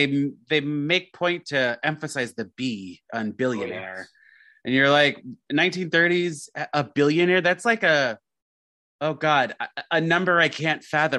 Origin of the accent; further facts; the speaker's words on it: New York, United States; we're from New York.